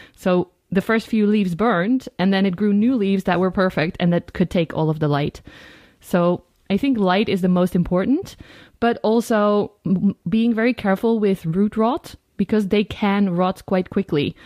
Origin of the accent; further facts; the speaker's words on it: Netherlands; I'm also a yoga teacher and I'm from the Netherlands